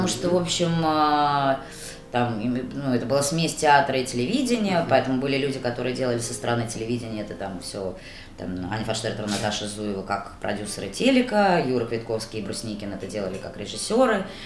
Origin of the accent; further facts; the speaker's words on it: Nakhabino, Moscow Oblast, Russia; я вообще девочка из Нахабина